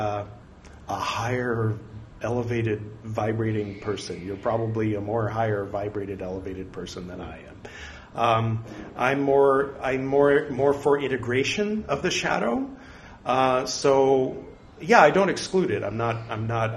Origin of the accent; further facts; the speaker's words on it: California, United States; moved away as an adult; now in India; I'm from California